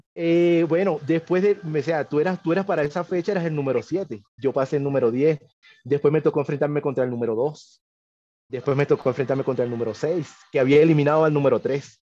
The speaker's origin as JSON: {"language": "Spanish", "town": "Caracas", "region": "Capital District", "country": "Venezuela", "tie": "born or raised there", "also_born_or_lived": "Miranda, Venezuela", "moved": "as an adult", "lives_now": "Huancayo, Peru", "said": "yo nací en Caracas, me crié en Caracas, viví un tiempo en Miranda también."}